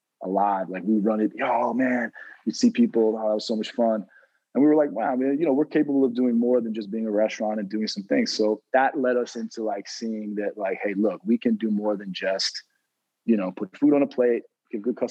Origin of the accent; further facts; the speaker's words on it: New York City, New York, United States; And I'm from New York City originally. I'm from Manhattan.